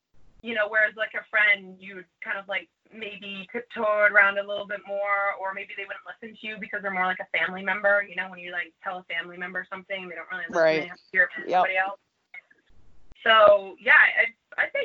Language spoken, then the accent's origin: English; Canada; now in New York, United States; I'm originally from Canada